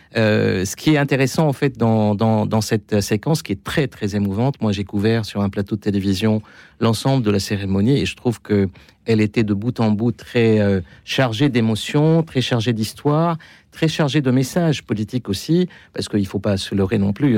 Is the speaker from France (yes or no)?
no; Lebanon; moi, en tant que Libanais